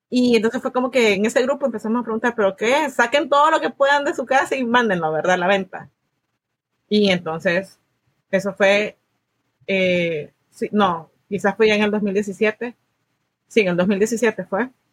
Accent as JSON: {"language": "Spanish", "country": "El Salvador", "moved": "as an adult", "lives_now": "United States", "said": "soy del Salvador, Vine a Estados Unidos en el 2015"}